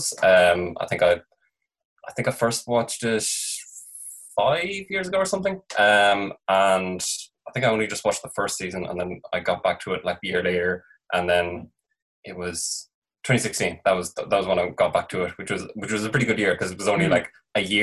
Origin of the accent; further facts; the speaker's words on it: Ireland; I'm from Ireland.